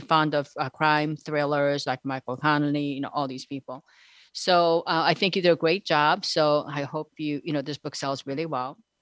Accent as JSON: {"language": "English", "country": "South Korea", "moved": "yes", "said": "I'm actually from South Korea"}